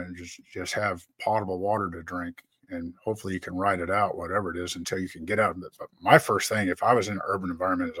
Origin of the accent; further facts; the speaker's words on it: Rocky Mountains, United States; I was raised out in the Rocky Mountains